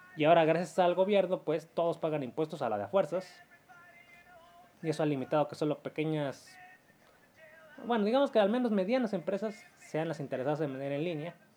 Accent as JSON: {"language": "Spanish", "country": "Mexico", "said": "Como muchos mexicanos, yo tengo conocidos en Canadá y Estados Unidos"}